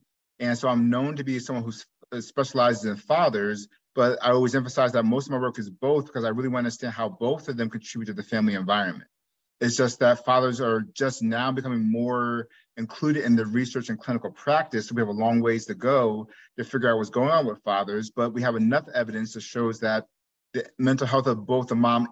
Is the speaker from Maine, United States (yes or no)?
no; New Jersey, United States; moved away as an adult; also born or lived in Iowa / Chicago; I'm originally from New Jersey, grew up there.